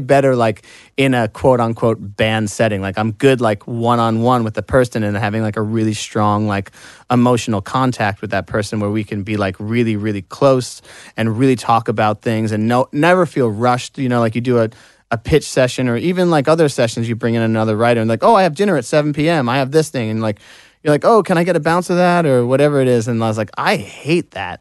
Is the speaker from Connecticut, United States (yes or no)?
no; Long Island, New York, United States; I'm from Long Island